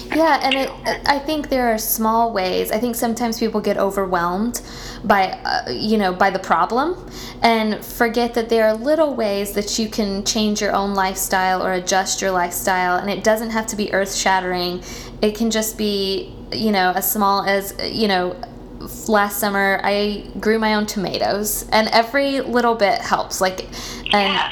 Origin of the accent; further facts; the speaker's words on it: Tallahassee, Florida, United States; I grew up in Tallahassee